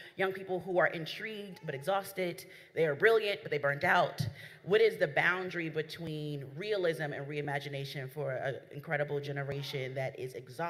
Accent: Newark, New Jersey, United States; Well, New York City, but I'm from Newark, New Jersey. Hey, Jersey in the building

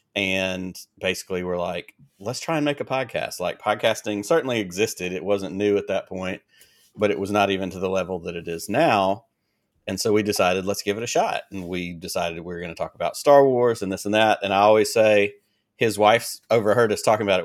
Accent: Selma, Alabama, United States; also born or lived in Peoria, Illinois / Montgomery, Alabama; I was actually born in Peoria, Illinois, and lived in Illinois till I was ten years old, and when I was ten, we moved from Illinois to Selma, Alabama

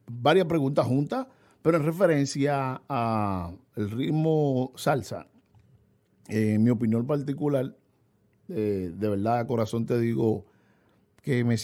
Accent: Dominican Republic; La bachata, gracias a Dios que la bachata se, mantiene y nos identifica como dominicanos al fin.

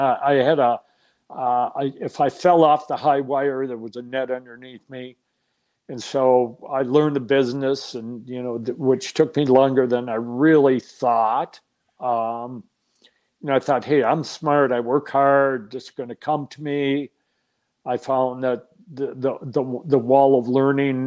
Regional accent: Minnesota, United States; moved away as an adult; also born or lived in Chicago; Minnesota, born and raised in Minnesota, lived in Minnesota

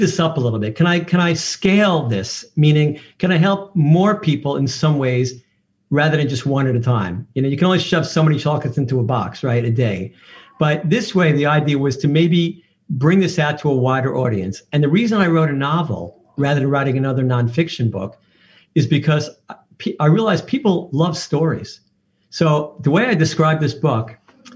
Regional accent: New York, United States; I'm from New York

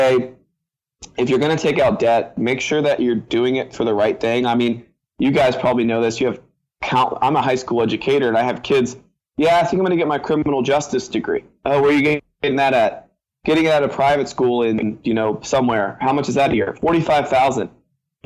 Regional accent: Virginia, United States; I'm from Virginia.

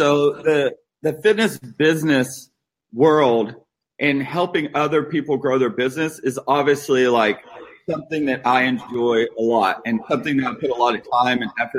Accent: Huntington, West Virginia, United States; born there; also born or lived in Houston, Texas / California; Yeah, I was born in Huntington, West Virginia. So small town in West Virginia. And moved to Houston, Texas. My dad got transferred, moved to Houston, Texas

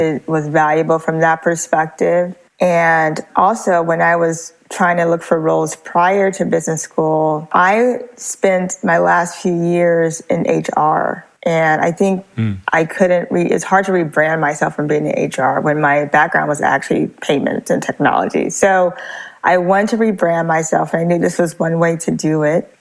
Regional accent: Los Angeles, California, United States; moved away as an adult; now in San Francisco Bay Area, United States; I was born in Los Angeles and I later moved to the San Francisco Bay Area to be a part of the tech.com movement

